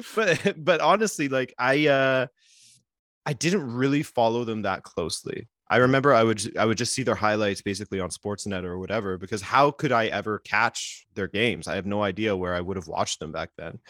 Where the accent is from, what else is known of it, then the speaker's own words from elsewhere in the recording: Vancouver Island, British Columbia, Canada; moved away as an adult; now in Montreal, Canada; I grew up on Vancouver Island